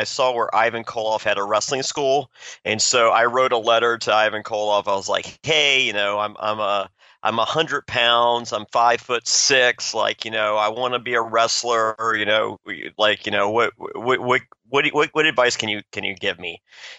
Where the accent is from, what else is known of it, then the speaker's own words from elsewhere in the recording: Danville, Virginia, United States; I grew up in Danville, Virginia, which is about 40 minutes from the Greensboro Coliseum.